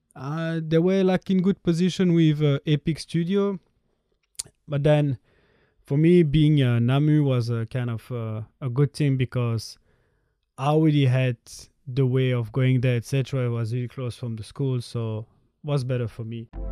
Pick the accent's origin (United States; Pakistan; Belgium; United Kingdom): Belgium; I'm from Belgium